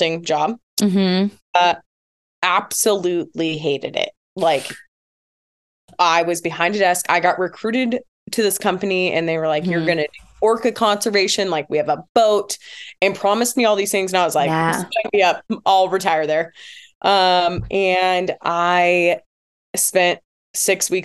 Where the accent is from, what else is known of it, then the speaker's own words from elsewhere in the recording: Tacoma, Washington, United States; also born or lived in Fresno; I was born and raised here in Tacoma. My parents still live in the same house that I grew up